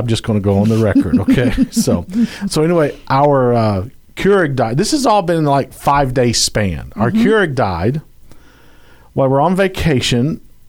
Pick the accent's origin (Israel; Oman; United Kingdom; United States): United Kingdom; I'm British.